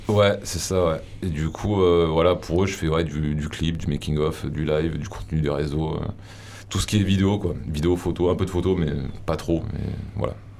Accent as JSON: {"language": "French", "town": "Avignon", "region": "Provence-Alpes-Côte d'Azur", "country": "France", "said": "je viens du, d'Avignon"}